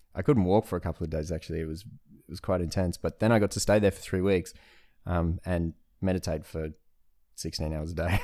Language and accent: English; Australia; I'm Australian